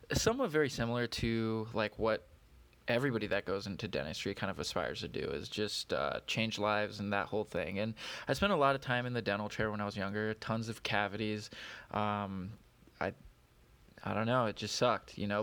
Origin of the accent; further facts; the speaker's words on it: California, United States; now in Detroit, United States; I'm from California.